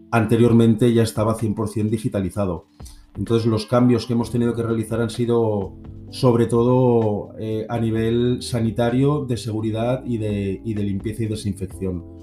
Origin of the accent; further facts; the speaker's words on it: Barcelona, Catalonia, Spain; hola a todos … soy de Barcelona.